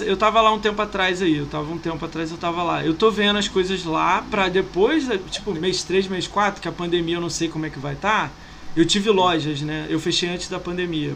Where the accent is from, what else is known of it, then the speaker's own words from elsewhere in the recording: Rio de Janeiro, Brazil; also born or lived in São Paulo; now in Niterói, Brazil; Eu sou do Rio